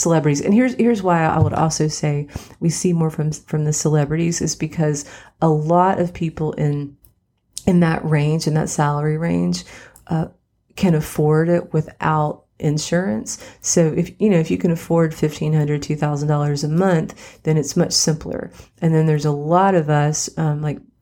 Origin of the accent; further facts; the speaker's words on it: West Virginia, United States; now in Nashville, United States; I grew up in West Virginia